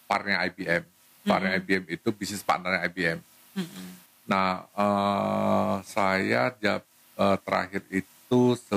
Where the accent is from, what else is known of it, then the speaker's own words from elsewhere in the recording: Medan, North Sumatra, Indonesia; karena da dasarnya kan saya dari Medan